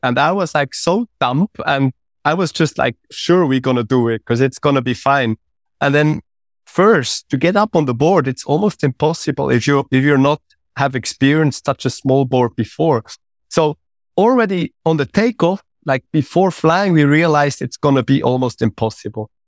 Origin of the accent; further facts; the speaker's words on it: Switzerland; I'm coming from Switzerland